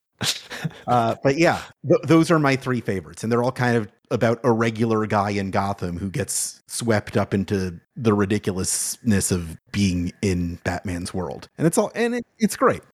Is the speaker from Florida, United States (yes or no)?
yes; Florida, United States; I'm from Florida